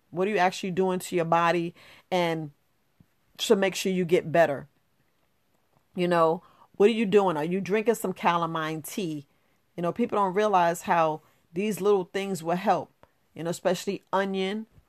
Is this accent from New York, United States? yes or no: yes; New York, United States; also born or lived in Florida; I was born in Florida, but I grew up in New York